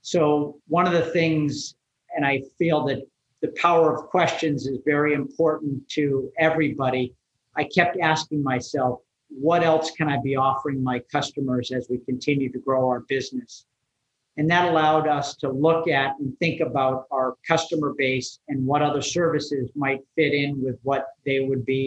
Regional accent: Wellesley, Massachusetts, United States; I grew up in Wellesley

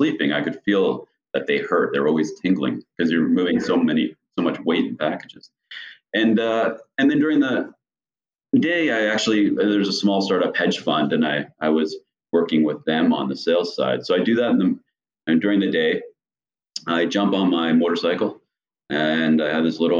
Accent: Canada; moved away as an adult; also born or lived in Mexico City, Mexico / Dallas, United States; now in United States; originally from Canada and growing up in Canada and working in Canada

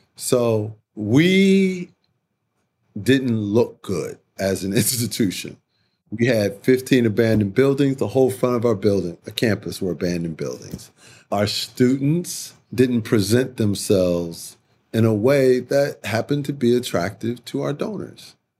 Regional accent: Chicago, Illinois, United States; I grew up in Chicago. I'm a big city man

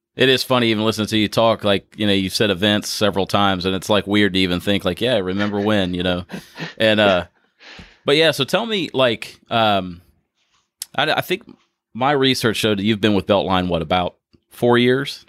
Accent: Ohio, United States; moved away as an adult; now in Louisville, United States; I'm originally from Ohio. I moved here in 2013

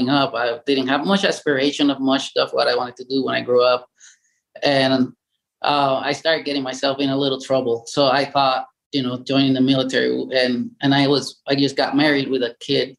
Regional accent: Puerto Rico; English is a second language; moved away as an adult; I was born and raised in Puerto Rico, 1975

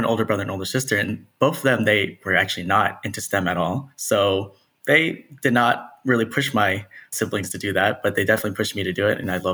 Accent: Texas, United States; moved away as an adult; also born or lived in Nashville, Tennessee / Keller, Texas / Dallas, Texas; born and raised Texan, love Texas, was in Dallas for a while growing up

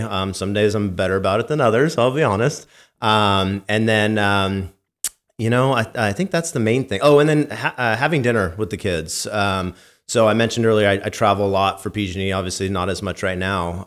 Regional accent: Santa Rosa, California, United States; growing up in wine country

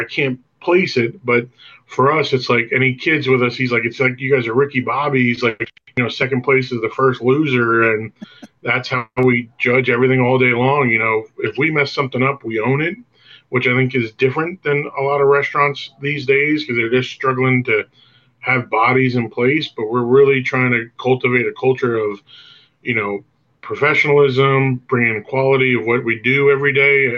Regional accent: New York City, New York, United States; now in Lynchburg, United States; I grew up in Brooklyn, New York.

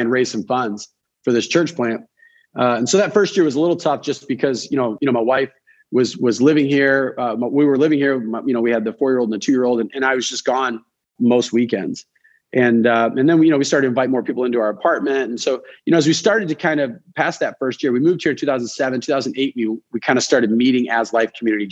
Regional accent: Detroit, Michigan, United States; moved away as an adult; also born or lived in Missouri / Ohio; now in Boston, United States; I grew up in Detroit.

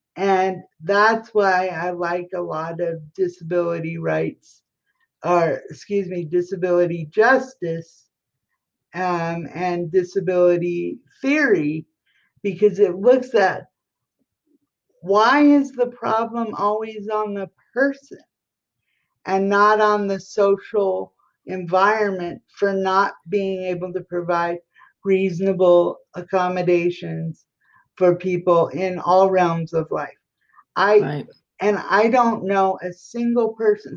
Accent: Colorado, United States; now in Washington, D.C., United States; I'm from Colorado and I live in Washington, D.C.

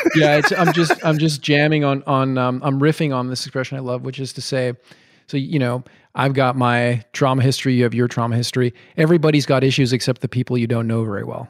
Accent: Montreal, Quebec, Canada; also born or lived in Madison, Wisconsin; came back to my hometown, which is Montreal

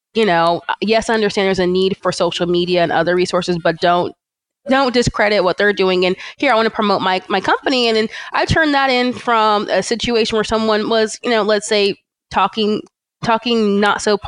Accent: California, United States; born or raised there; also born or lived in Atlanta, Georgia

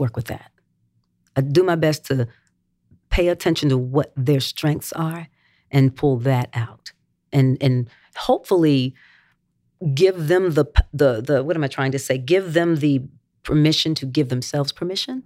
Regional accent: Gastonia, North Carolina, United States; Gastonia, my hometown

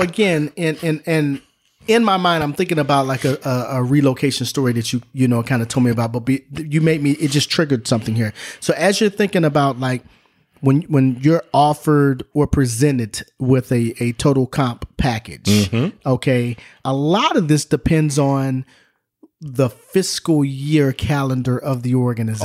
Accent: Southern California, United States; Grew up in Southern California

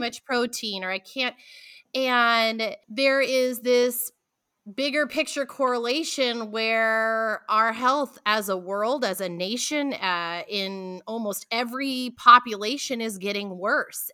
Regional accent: Pacific Northwest, United States; I'm from the Pacific Northwest

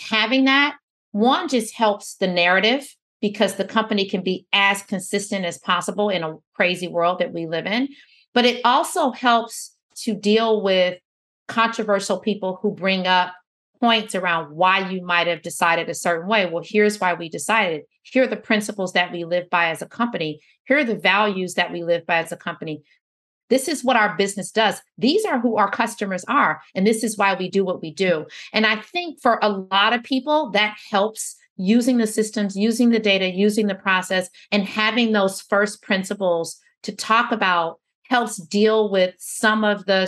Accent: Detroit, Michigan, United States; I was born in Detroit. I was raised by, you know, at one point there were four generations of women in the house, including me

